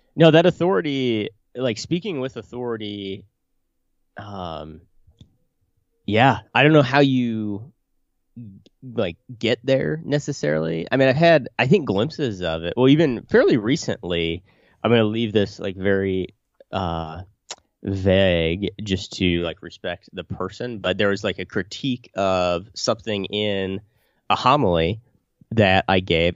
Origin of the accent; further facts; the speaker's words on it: Illiopolis, Illinois, United States; old Iliopolis, my hometown